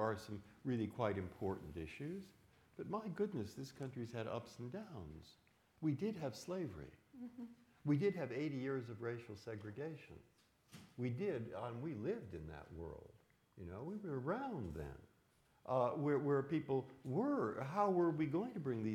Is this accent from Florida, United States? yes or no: no; San Francisco, California, United States; moved away as an adult; also born or lived in Boston; I was born in San Francisco. I grew up in the 1950s